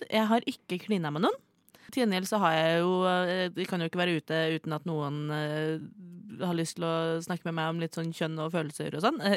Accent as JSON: {"language": "Norwegian", "town": "Oslo", "region": "Eastern Norway", "country": "Norway", "said": "fra Oslo, jeg er fra Oslo."}